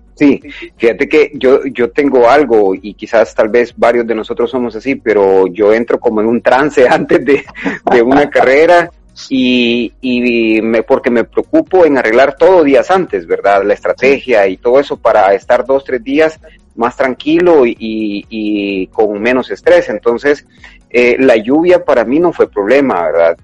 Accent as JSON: {"language": "Spanish", "country": "El Salvador", "said": "como salvadoreños"}